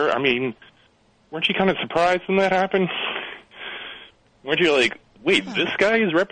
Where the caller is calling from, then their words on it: Boston, Massachusetts, United States; I'm calling from the Boston area.